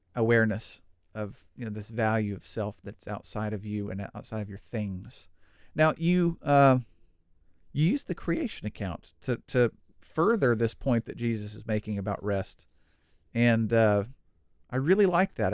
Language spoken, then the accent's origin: English; United States; moved away as an adult; also born or lived in Cambodia; I'm an American